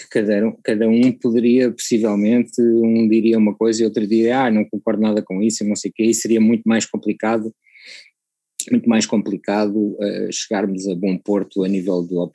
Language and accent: Portuguese; Macau; born there; é para todos os efeitos é o sítio onde eu nasci, não é?